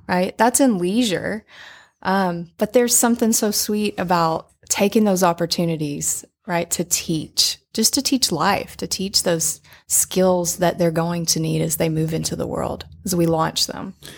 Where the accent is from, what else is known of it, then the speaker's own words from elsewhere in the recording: Little Rock, Arkansas, United States; moved away as an adult; We both grew up in Little Rock.